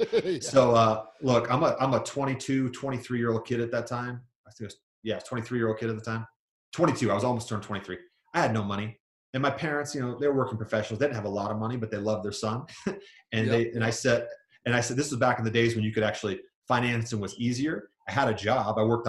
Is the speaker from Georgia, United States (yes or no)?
yes; Georgia, United States; born there; also born or lived in New York / Virginia / Kansas / Germany; now in Utah, United States; So I grew up all over the United States. I was born in Georgia, lived in New York, Virginia, Kansas, Germany, lived all over the place, ended up in Utah.